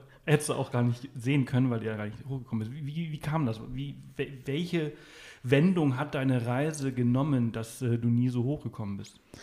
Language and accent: German; Mallorca, Balearic Islands, Spain; ich bin auf Mallorca aufgewachsen